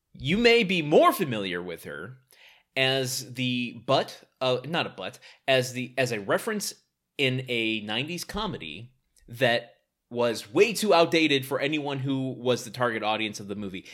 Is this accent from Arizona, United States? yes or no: no; Detroit, Michigan, United States; I'm from Detroit